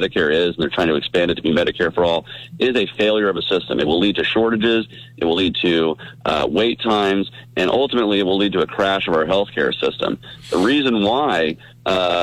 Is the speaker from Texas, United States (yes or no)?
no; Georgia, United States; I come from Georgia. It's an agricultural state